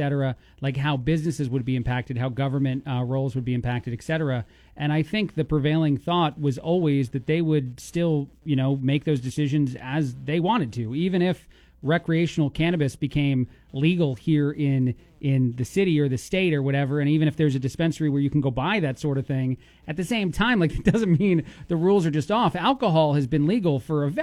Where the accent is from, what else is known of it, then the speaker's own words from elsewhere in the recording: East Coast, United States; now in Bloomington, United States; I'm an Italian from the East Coast